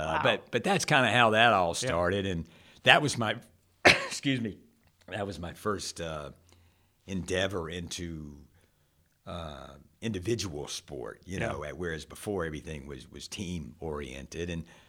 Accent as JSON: {"language": "English", "town": "Charlotte", "region": "North Carolina", "country": "United States", "tie": "born or raised there", "also_born_or_lived": "Gastonia / Rock Hill / Lancaster / Burlington", "said": "We grew up in and around Charlotte. We lived in Gastonia. We lived in Rock Hill. We lived in Lancaster, Burlington. So the Carolinas"}